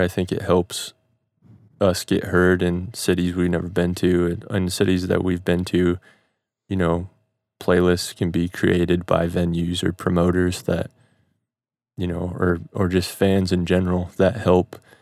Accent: Midwest, United States; growing up in the Midwest

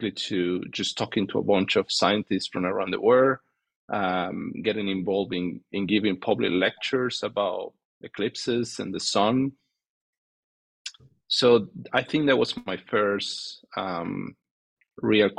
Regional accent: Venezuela; moved away; I'm from Venezuela, and that's what I did my undergrad

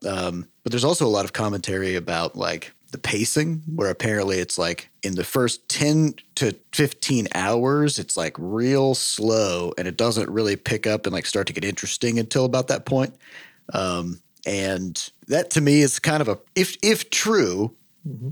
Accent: Midwest, United States; I'm from the Midwest. Yes. Uh, I, I, all my life, I've lived very far from the oceans

